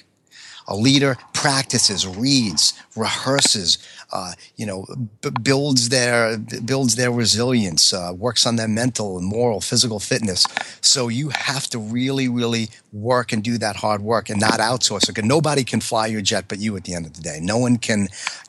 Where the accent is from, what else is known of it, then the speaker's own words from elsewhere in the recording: New York, United States; accent: New York; my accent, some of the ways that I am just being a New York type A fighter pilot